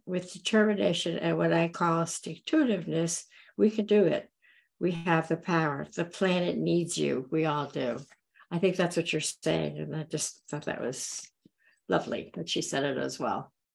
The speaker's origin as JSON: {"language": "English", "region": "Florida Keys", "country": "United States", "tie": "born or raised there", "moved": "yes", "said": "I grew up in the Florida Keys"}